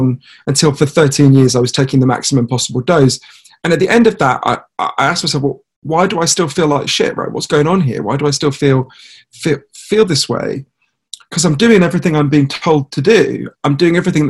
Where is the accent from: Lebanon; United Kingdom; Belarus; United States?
United Kingdom; I'm a British journalist